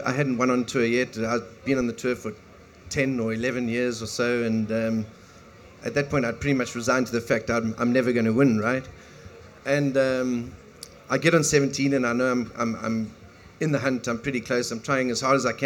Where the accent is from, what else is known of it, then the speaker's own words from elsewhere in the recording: South Africa; growing up in South Africa in a small little town